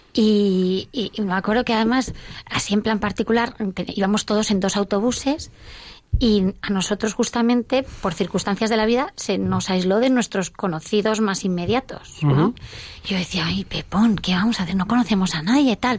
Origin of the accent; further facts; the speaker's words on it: Villaviciosa de Odón, Community of Madrid, Spain; somos de Villaviciosa de Odón